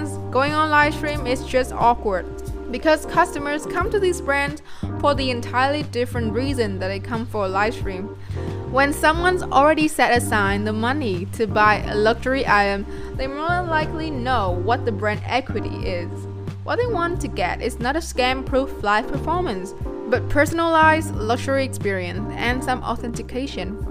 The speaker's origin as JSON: {"language": "English", "country": "Vietnam", "tie": "born or raised there", "said": "I've been living in Vietnam my entire life"}